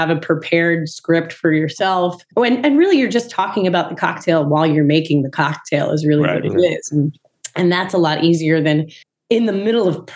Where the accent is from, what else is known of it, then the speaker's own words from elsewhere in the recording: Long Island, New York, United States; also born or lived in South Carolina; We're from we're from Long Island, and then we moved down south, and there was mini bottles.